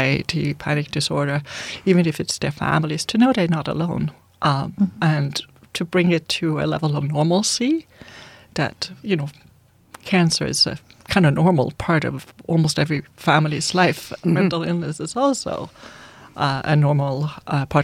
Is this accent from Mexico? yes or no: no; Sweden; English is a second language; now in Canada; I'm from Sweden. We say it differently over there